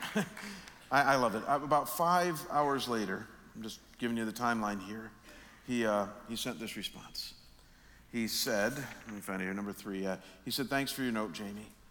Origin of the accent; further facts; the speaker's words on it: Chagrin Falls, Ohio, United States; my hometown of Chagrin Falls, Ohio.